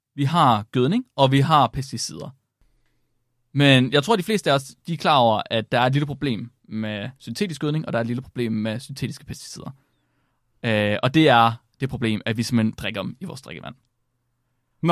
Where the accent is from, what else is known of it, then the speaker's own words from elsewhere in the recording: Herning area, West Jutland, Central Denmark Region, Denmark; moved away; also born or lived in Vildbjerg; jeg kommer fra, fra Herning, området